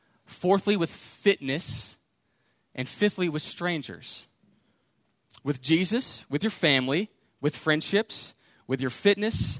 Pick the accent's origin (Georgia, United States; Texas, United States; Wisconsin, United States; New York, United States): Texas, United States; Houston; I grew up in Houston